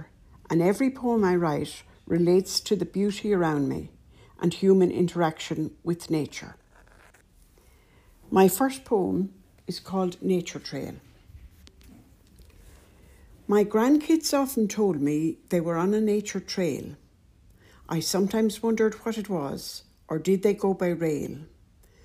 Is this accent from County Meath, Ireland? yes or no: no; County Wicklow, Ireland; moved away as an adult; now in County Cavan, Ireland; born and bred in Wicklow